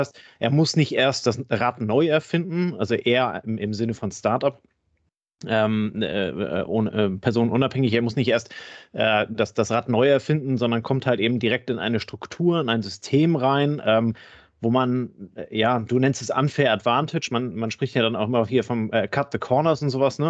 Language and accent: German; the North, Northern Germany, Germany; Ich komme ja selber aus dem Norden